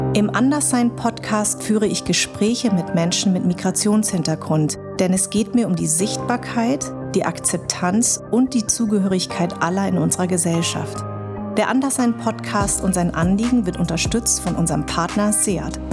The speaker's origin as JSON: {"language": "German", "town": "Darmstadt", "region": "Hesse", "country": "Germany", "tie": "born or raised there"}